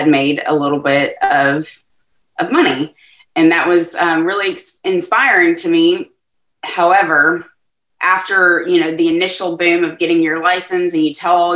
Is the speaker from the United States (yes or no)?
yes; Texas, United States; So I'm from Texas. I am in Southeast Texas, which is in between Houston and Lake Charles. In a town called Beaumont.